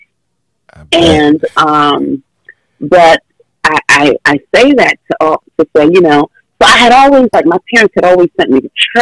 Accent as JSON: {"language": "English", "region": "New York", "country": "United States", "said": "I was from New York"}